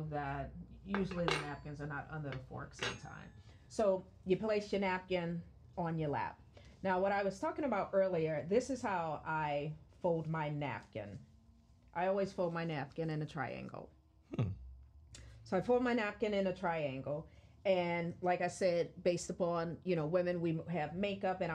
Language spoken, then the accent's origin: English; New Orleans, Louisiana, United States; being from New Orleans